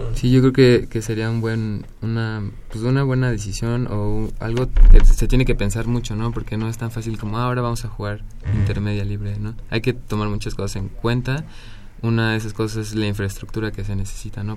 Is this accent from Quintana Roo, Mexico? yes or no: yes; Cozumel, Quintana Roo, Mexico; moved away as an adult; now in Mexico City, Mexico; yo nací en Cozumel. mis padres son originarios de la Ciudad de México, pero ellos se fueron a vivir a Cozumel por una oportunidad de trabajo y ya yo nací ahí, ahí crecí, ya me vine aquí a los 20 años